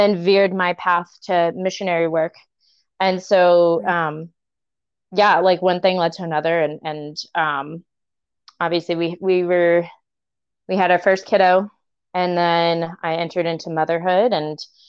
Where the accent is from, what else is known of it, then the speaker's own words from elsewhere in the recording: Virginia, United States; I'm originally from Virginia